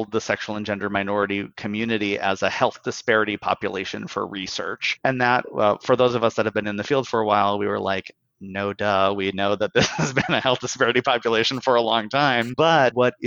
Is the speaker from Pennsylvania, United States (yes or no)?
no; Bismarck, North Dakota, United States; now in San Francisco, United States; I'm from Bismarck, North Dakota originally. I live in San Francisco now